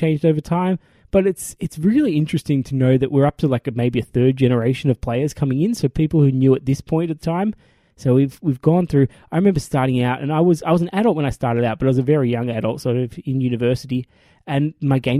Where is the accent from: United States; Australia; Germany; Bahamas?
Australia; as an Australian group